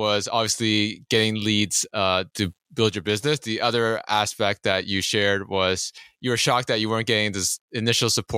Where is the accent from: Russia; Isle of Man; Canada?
Canada; I'm Asian Canadian